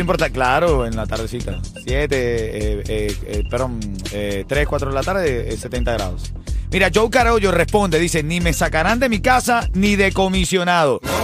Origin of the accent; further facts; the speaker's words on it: Venezuela; moved away; como venezolano